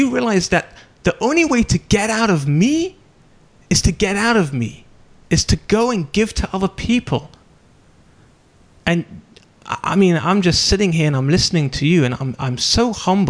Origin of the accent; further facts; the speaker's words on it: United Kingdom; I'm British